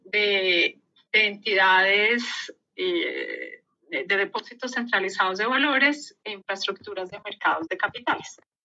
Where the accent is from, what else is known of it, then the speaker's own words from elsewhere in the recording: Colombia; moved away as an adult; also born or lived in United Kingdom; yo soy colombiana y me vine hace 12 mm, años a Colombia